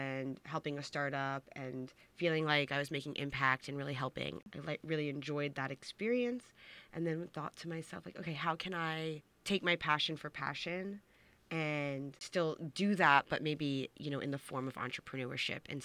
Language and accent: English; Long Island, New York, United States; I'm originally from Long Island